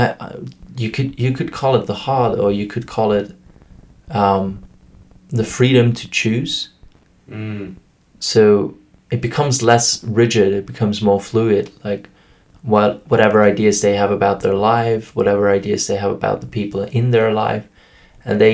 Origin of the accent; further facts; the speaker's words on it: Vienna, Austria; first language German; English is a second language; I come from Vienna, Austria, and my work there is working